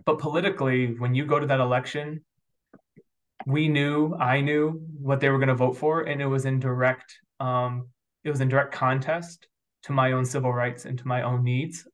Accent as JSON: {"language": "English", "region": "New York", "country": "United States", "tie": "born or raised there", "moved": "yes", "lives_now": "St. Louis, United States", "said": "I grew up probably predominantly in the East Coast um, on the border of upstate New York and northern Pennsylvania. So if you guys know where Watkins Glen or Ithaca, New York is, that's kind of the counties that I got"}